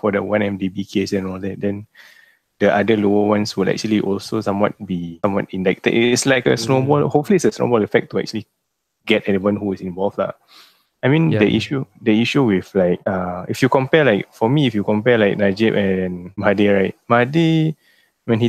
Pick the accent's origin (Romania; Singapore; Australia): Singapore; we come from Singapore